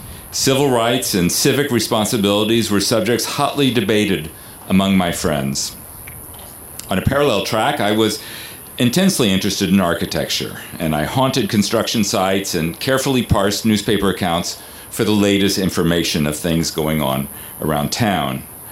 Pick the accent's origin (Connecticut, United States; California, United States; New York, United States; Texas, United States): Texas, United States; Houston; I grew up in Houston, Texas. In 1971, Commissioner Ellis, when the chapel and broken obelisk were dedicated, I too was a student in junior in high school, Bel Air High School